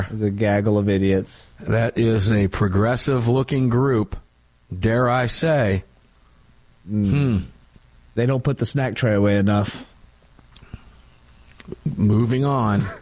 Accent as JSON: {"language": "English", "town": "Cincinnati", "region": "Ohio", "country": "United States", "tie": "born or raised there", "said": "I was born in Cincinnati. I've got a lot of family."}